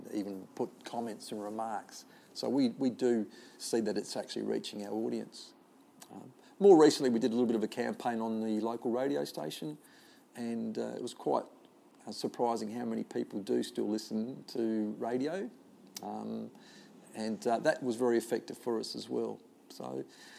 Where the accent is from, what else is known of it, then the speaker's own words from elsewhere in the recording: Adelaide, South Australia, Australia; I come from Glenelg or western suburbs of Adelaide or Lockleys or the Cooyonga Golf Club, which is around the corner